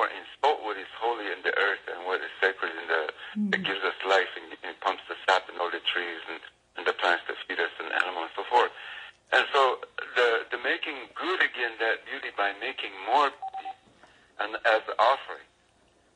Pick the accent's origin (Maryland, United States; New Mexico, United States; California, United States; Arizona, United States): New Mexico, United States; moved away as an adult; also born or lived in Santiago Atitlan, Guatemala; I grew up in New Mexico